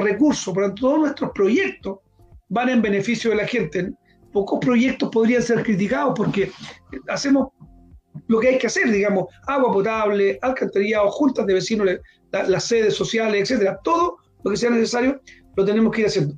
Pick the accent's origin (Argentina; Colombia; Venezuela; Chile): Chile; Linares, Maule; yo soy oriundo de Linares, nací allá